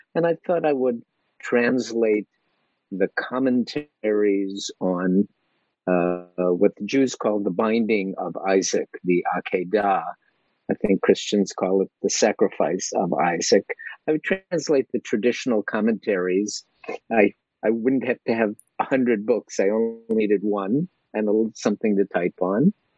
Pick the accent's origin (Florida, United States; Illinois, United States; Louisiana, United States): Illinois, United States; Chicago; now in Philadelphia, United States; I'm a guy from Chicago